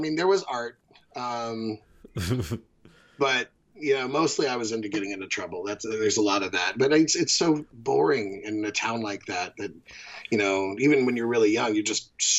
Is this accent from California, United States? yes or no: yes; Bakersfield, California, United States; I grew up in Bakersfield, California.